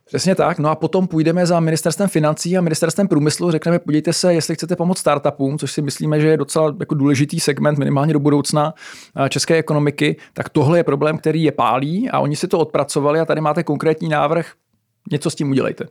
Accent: Czechia; jako Češi a Česká republika

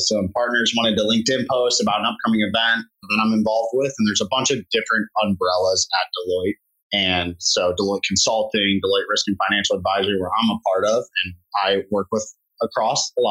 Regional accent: Cleveland, Ohio, United States; also born or lived in Austin, Texas; head back to my hometown for a little bit and be a professional there.

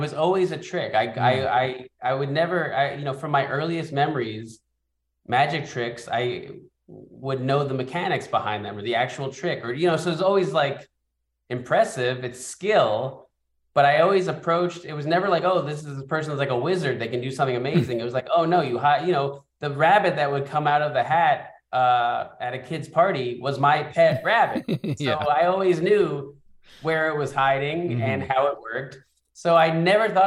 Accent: New York City, New York, United States; we grew up in the Bronx.

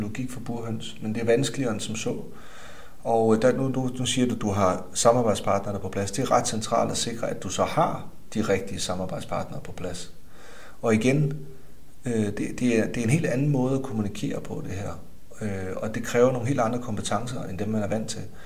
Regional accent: Denmark; nu er jeg også fra Jylland

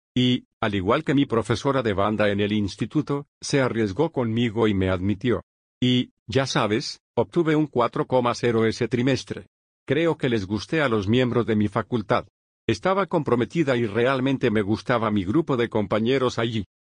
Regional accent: Bloomington, Indiana, United States; moved away as an adult; also born or lived in Santa Monica, California / Monterey, California; Me crié en el medio oeste, así que crecí en Bloomington, Indiana, que es una ciudad universitaria donde está la Universidad de Indiana

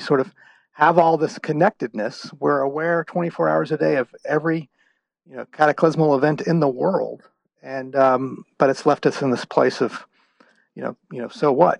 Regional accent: Houston, Texas, United States; moved away; I'm originally from the state of Texas. Um, I grew up in the Houston area

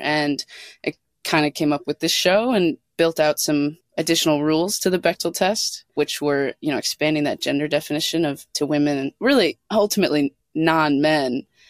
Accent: Minneapolis, Minnesota, United States; I grew up in Minneapolis, Minnesota, and surrounding suburbs

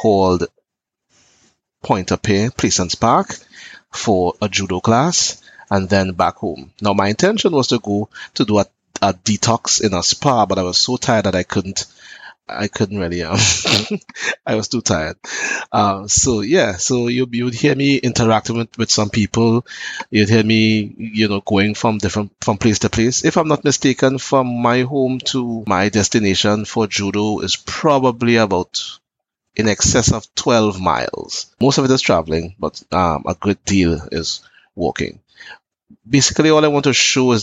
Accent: Trinidad & Tobago; I am from Trinidad and Tobago

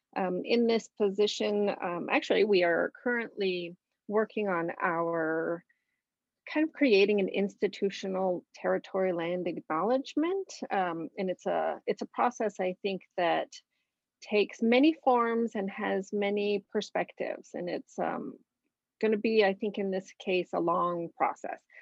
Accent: Arizona, United States; moved away as an adult; I am originally from Arizona. I've been out here for 11 years

